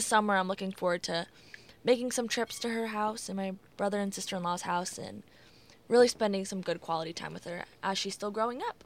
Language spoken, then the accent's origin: English; Iowa City, Iowa, United States; moved away as an adult; now in Davenport, United States; stay back in my hometown in Iowa City